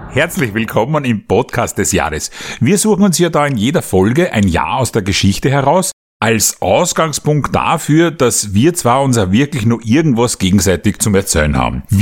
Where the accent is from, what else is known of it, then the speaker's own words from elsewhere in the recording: Austria; In so einem katholischen Land, wie es da bei uns in Österreich ist, da muss doch so einer wie der Kreisky fix, fix, sage ich da, in Himmel aufsteigen nach seinem Tod.